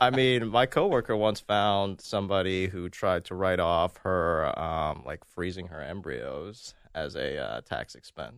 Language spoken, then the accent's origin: English; Maryland, United States; I'm from Maryland.